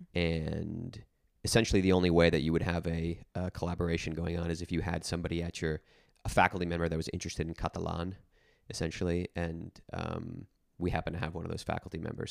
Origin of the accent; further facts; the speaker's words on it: New Jersey, United States; moved away as an adult; also born or lived in Nashville; I grew up in New Jersey, and I, um, specifically grew up in, uh, an area of New Jersey that's quite rural